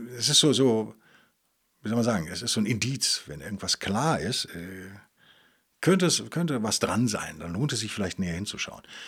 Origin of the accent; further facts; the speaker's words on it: Bonn or Cologne area, North Rhine-Westphalia, Germany; moved away; aus Bonn oder Köln, auf jeden Fall aus meiner alten Heimat